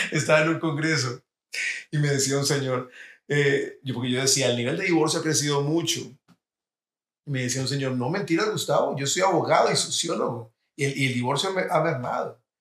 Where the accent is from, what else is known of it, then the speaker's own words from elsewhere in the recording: Colombia; now in United States; Yo como colombiano, cuando llegué a los Estados Unidos